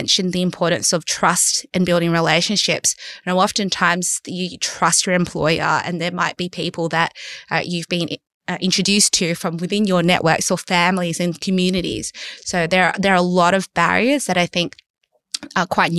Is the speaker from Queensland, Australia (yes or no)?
no; Sydney, New South Wales, Australia; I'm a lawyer from Western Sydney